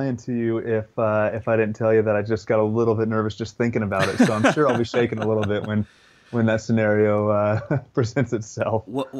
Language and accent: English; Western United States, United States; growing up in the Western United States, I haven't had a ton of opportunity to hunt whitetails